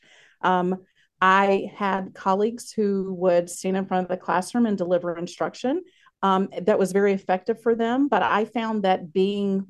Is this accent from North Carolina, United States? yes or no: yes; North Carolina, United States; moved away as an adult; also born or lived in Okinawa, Japan; now in Wausau, United States; I am originally from North Carolina